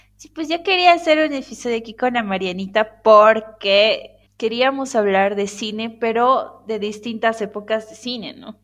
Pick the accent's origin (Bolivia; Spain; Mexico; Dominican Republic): Bolivia; en Bolivia decimos